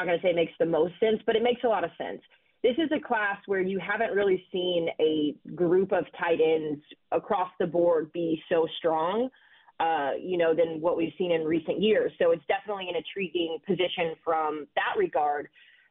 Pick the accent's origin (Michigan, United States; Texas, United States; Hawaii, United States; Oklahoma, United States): Texas, United States; my home state of Texas.